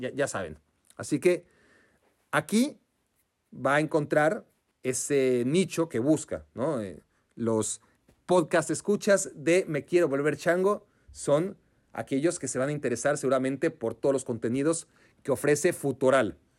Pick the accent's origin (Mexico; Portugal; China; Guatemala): Mexico; Venimos desde México